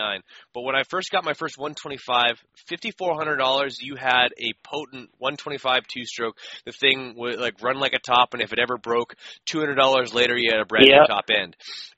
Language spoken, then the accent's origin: English; Canada; as a Canadian, I couldn't get full length supercrosses up until maybe 2009 or 10.